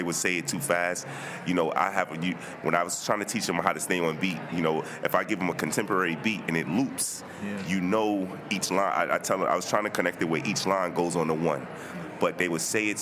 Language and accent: English; New York City, New York, United States; I'm from Brooklyn